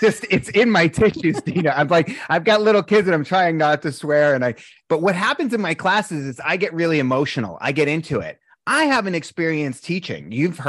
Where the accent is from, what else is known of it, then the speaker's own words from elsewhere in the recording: East Coast, United States; it was really tough growing up in the East Coast being a sensitive guy.